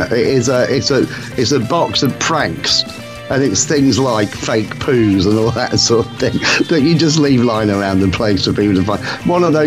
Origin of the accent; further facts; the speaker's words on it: England, United Kingdom; as an Englishman